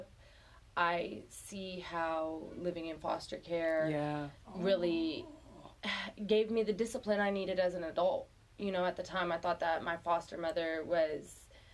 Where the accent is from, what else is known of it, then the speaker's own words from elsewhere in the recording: Monterey Peninsula, California, United States; also born or lived in Colorado Springs, Colorado / Salinas, California; I'm from Salinas, California. I was not born there, though. No, I was born in Colorado Springs, Colorado, but wow. I grew up on the Monterey Peninsula